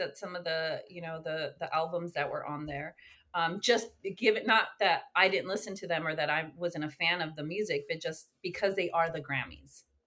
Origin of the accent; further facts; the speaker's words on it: West Coast, United States; moved away as an adult; now in Long Beach, United States; I'm, I'm from the West Coast